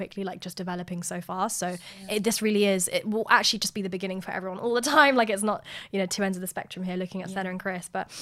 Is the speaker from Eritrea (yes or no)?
yes; Eritrea; now in United Kingdom; I'm originally from Eritrea